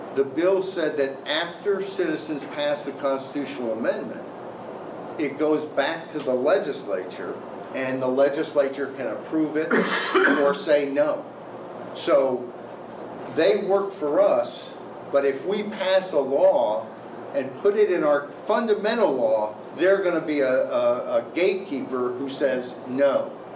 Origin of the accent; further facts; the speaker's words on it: Arkansas, United States; my home state of Arkansas